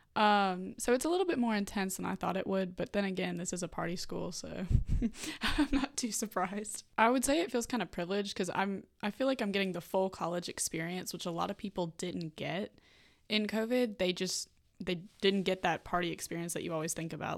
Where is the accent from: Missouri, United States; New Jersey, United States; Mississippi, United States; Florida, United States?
Mississippi, United States; Vicksburg; I'm a freshman and I'm from Vicksburg, Mississippi